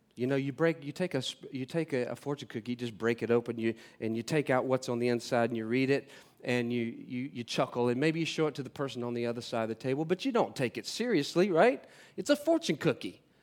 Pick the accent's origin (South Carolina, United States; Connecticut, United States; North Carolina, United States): North Carolina, United States; moved away; I'm from North Carolina, uh, originally. Uh, I grew up in a f, a family of six up there